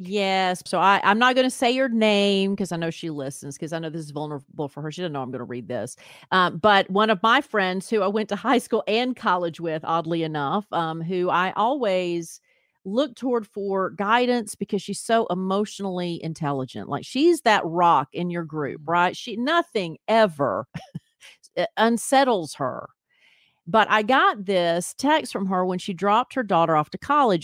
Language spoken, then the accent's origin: English; Columbia, Tennessee, United States; MTSU was close to my hometown of Columbia, Tennessee